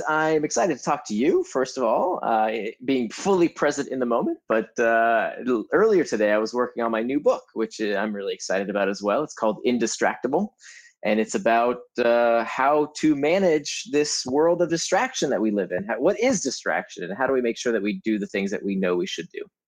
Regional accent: Altamonte Springs, Florida, United States; moved away; I actually grew up in Altamont Springs, just outside of Orlando

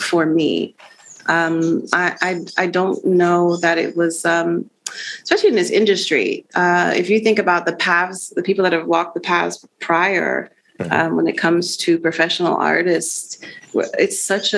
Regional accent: Arlington, Virginia, United States; also born or lived in Puerto Rico; now in Washington, DC, United States; I was born in Puerto Rico, raised in Arlington, Virginia

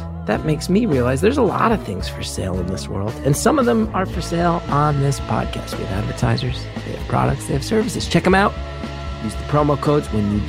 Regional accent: Northeast, United States; I grew up in the Northeast in the 90s.

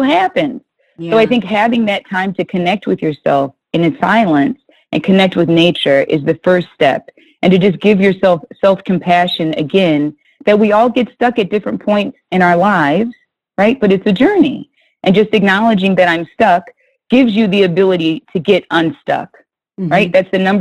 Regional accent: Minnesota, United States; I grew up in Minnesota

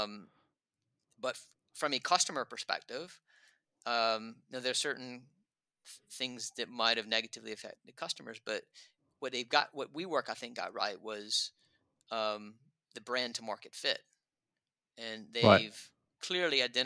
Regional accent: United States; moved away as an adult; now in London, United Kingdom; I'm still an American in my soul

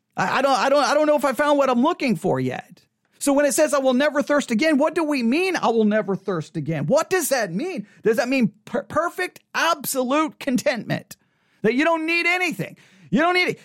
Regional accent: West Texas, United States; I come from West Texas

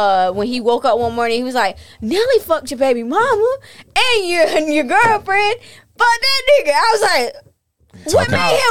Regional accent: Chesterfield, United States; I'm from Chesterfield.

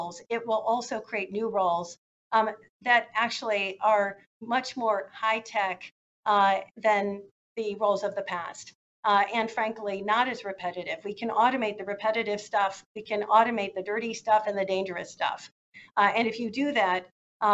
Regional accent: Chicago, Illinois, United States; I grew up in Chicago

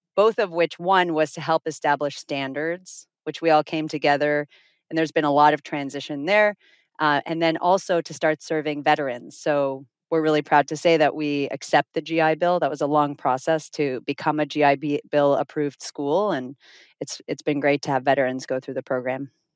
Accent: Finland; moved away as an adult; also born or lived in Toronto, Canada / South Florida, United States; now in Miami, United States; we're originally from Finland. We moved to South Florida via Toronto, where we went to university

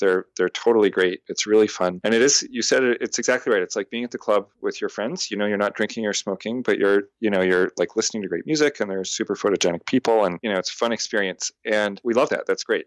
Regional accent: Canada; moved away as an adult; also born or lived in Montreal; now in United States; I'm a Canadian living in America

